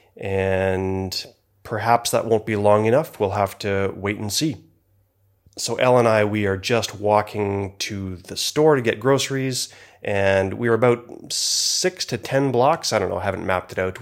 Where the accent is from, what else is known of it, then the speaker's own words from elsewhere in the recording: Canada; I am from Canada